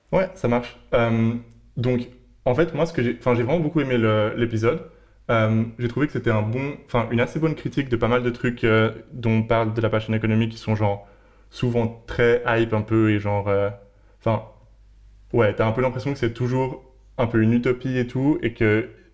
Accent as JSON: {"language": "French", "region": "Geneva", "country": "Switzerland", "moved": "as an adult", "lives_now": "Berlin, Germany", "said": "je viens de Suisse, de Genève"}